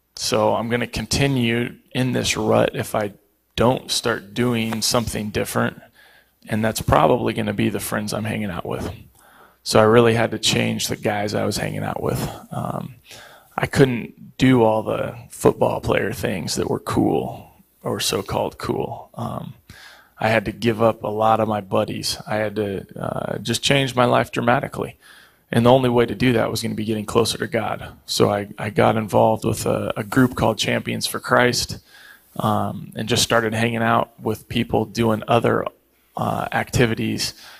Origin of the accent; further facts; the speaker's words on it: Eugene, Oregon, United States; moved away; also born or lived in Pittsburgh; I grew up in Eugene